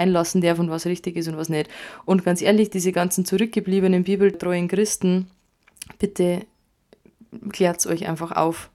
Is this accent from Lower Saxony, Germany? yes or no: no; Bavaria, Germany; bei uns in Bayern